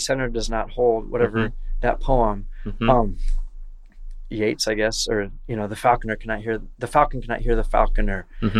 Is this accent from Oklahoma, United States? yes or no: no; Iowa, United States; I'm from Iowa.